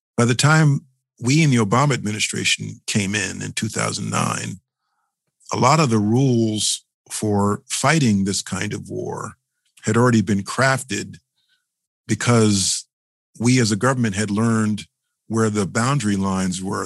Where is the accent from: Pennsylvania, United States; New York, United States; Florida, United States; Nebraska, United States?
New York, United States; New York City; As a New Yorker, as a former assistant from the Southern District